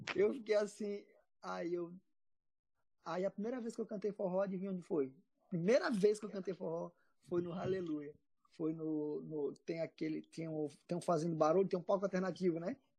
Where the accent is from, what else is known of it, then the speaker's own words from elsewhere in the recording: Maranhão, Brazil; now in Ceará, Brazil; eu era do Maranhão, eu, eu sou maranhense. E lá no, eu era de uma cidade interior do Maranhão